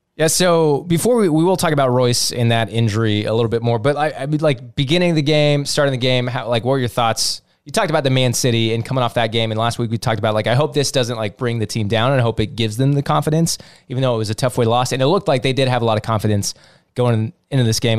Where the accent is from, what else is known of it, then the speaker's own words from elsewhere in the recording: United States; Fully American, kinda German, not English